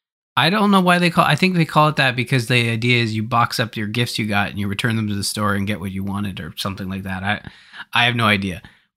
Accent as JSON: {"language": "English", "country": "Canada", "said": "Oh, that's right. Yes, I, well, being Canadian."}